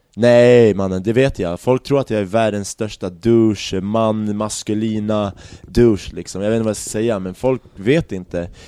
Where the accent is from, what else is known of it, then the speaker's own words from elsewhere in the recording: Järfälla, Stockholm County, Sweden; also born or lived in Baghdad, Iraq / Barcelona, Spain; när jag växte upp i Jakobsberg